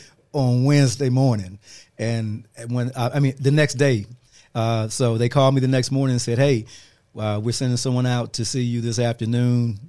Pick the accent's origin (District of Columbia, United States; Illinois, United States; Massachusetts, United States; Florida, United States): District of Columbia, United States; Washington; moved away as an adult; also born or lived in Fayetteville, North Carolina / Winston-Salem, North Carolina; I grew up in Washington D.C., raised by pretty much by my mom